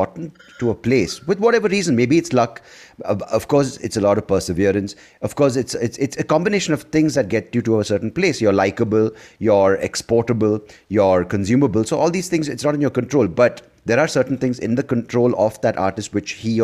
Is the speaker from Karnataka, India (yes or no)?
yes; Bangalore, Karnataka, India; I'm from Bangalore